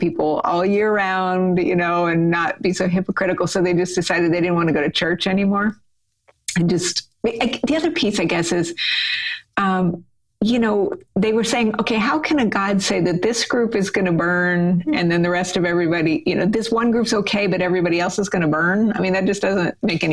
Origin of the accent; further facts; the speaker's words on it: New Mexico, United States; now in Dallas, United States; I grew up in New Mexico in the United States.